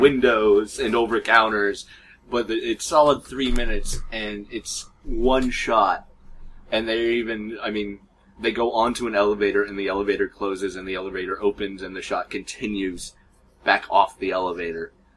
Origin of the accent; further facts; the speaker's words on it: United States; We're American